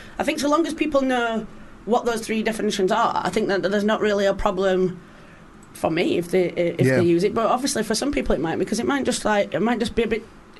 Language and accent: English; Rotherham, Yorkshire and the Humber, United Kingdom; moved away; I'm from South Yorkshire in a place called Rotherham.